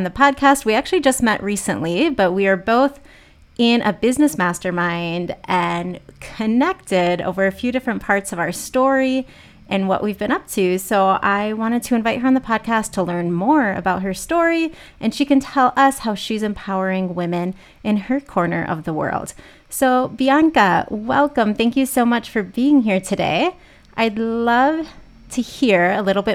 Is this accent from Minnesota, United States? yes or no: yes; Minnesota, United States; I grew up in a really small town in Minnesota.